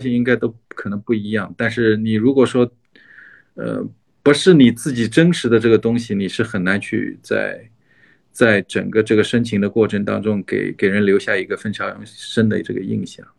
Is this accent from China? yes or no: yes; China; 我作为一个中国人，或者是说成长在一个中国的文化里面